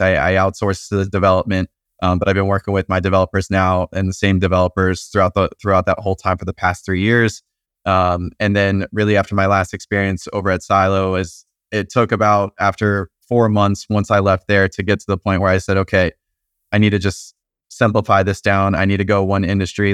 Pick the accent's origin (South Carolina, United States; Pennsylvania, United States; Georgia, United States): Georgia, United States; Atlanta; moved away as an adult; now in Nashville, United States; I'm originally from Atlanta.